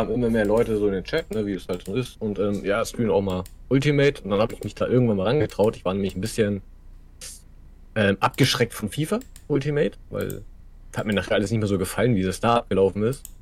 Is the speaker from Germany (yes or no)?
yes; Kiel, Schleswig-Holstein, Germany; Bin 34 gebürtiger Kieler.